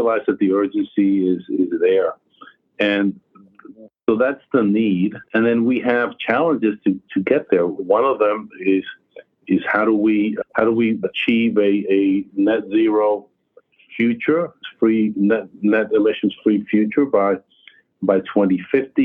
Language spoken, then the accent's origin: English; New York, United States; my hometown in New York